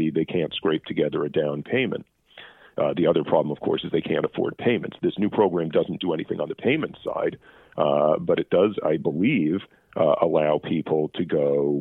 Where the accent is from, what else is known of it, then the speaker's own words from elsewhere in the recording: United States; now in Canada; being American